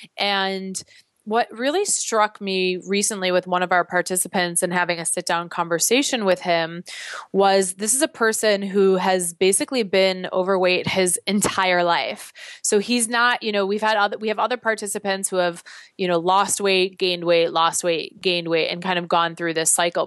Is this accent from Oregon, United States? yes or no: no; Chicago, Illinois, United States; now in New York, United States; I'm originally from Chicago, so Chicago very much feels like my home